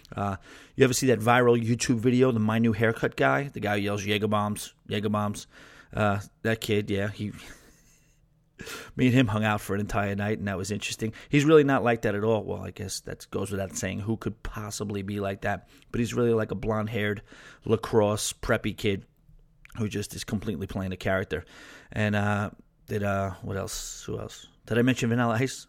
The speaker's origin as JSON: {"language": "English", "region": "New York", "country": "United States", "said": "being a New Yorker, being a city guy"}